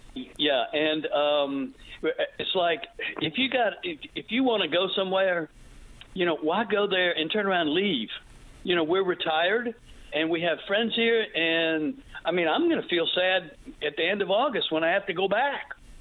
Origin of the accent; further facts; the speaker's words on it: Pensacola, Florida, United States; We're here from Pensacola, Florida.